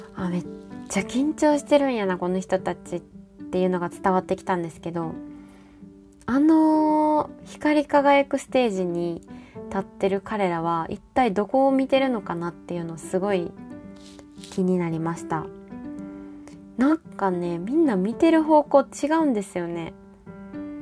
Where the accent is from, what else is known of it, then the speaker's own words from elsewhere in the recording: Kansai, Japan; now in Hokkaido, Japan; 私ら関西の人